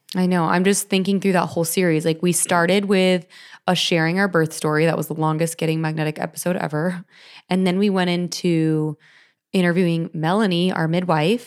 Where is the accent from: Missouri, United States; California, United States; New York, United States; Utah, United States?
California, United States; Orange County; I was born and raised in California